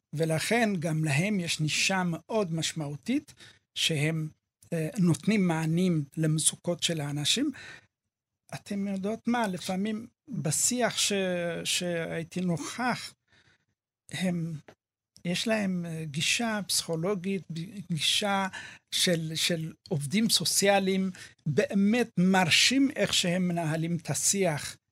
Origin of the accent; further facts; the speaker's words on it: Ethiopia; now in Israel; אני אתיופי